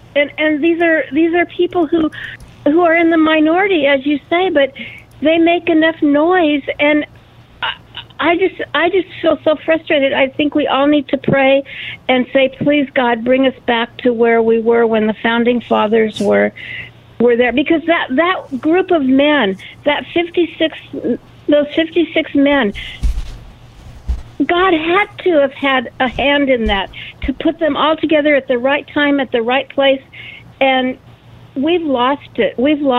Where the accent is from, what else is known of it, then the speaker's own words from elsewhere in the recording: California, United States; I grew up in California, and I've seen it change so much.